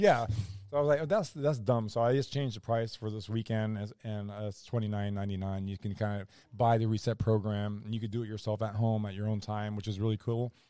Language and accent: English; Orlando, Florida, United States; I'm a kid from Orlando